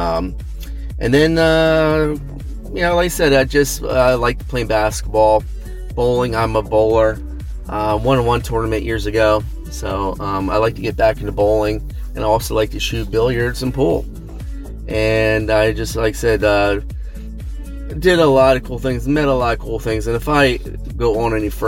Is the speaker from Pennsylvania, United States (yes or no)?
yes; Pennsylvania, United States; I am from Pennsylvania, right near Hershey Park